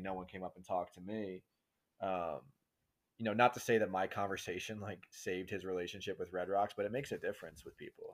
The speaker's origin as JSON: {"language": "English", "region": "New York", "country": "United States", "tie": "born or raised there", "moved": "yes", "said": "I'm from New York originally. You mentioned it from the East Coast, right outside New York City. And, um, just grew up with an absolutely amazing family"}